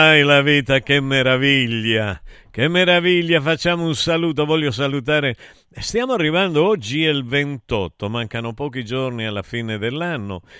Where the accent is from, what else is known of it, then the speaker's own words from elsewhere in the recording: Taurianova, Calabria, Italy; mio paese di Taurianova